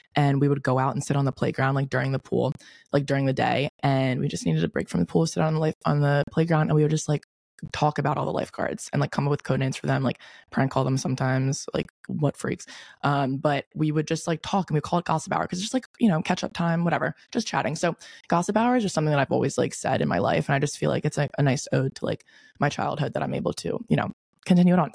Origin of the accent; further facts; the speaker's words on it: Delaware, United States; moved away as an adult; now in Charleston, United States; I moved home to Delaware, I'm from Delaware